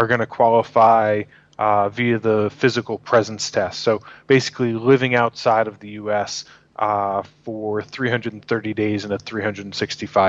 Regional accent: New York, United States; moved away; I'm from New York originally.

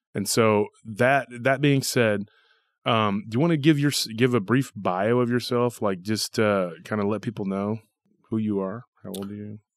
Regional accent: Taylor, Texas, United States; our our town has a lot of legends

